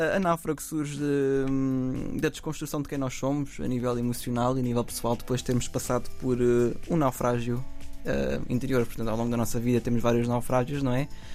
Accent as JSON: {"language": "Portuguese", "town": "Samora Correia", "region": "Santarém District", "country": "Portugal", "tie": "born or raised there", "said": "minha terra, portanto, na Venta e Samora Correia"}